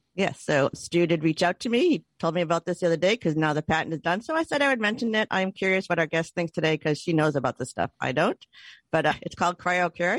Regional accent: Boston, Massachusetts, United States; we're really from Boston

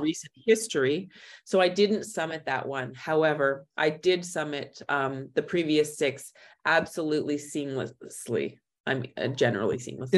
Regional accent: Thunder Bay, Ontario, Canada; moved away as an adult; also born or lived in Waterloo / Western Australia; now in Kathmandu, Nepal; I'm originally from Thunder Bay

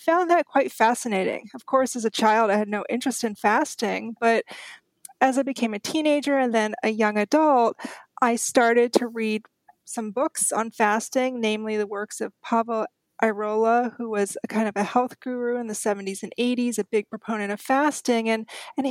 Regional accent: Austria; When I was growing up in Austria, my grandparents were great advocates of fasting

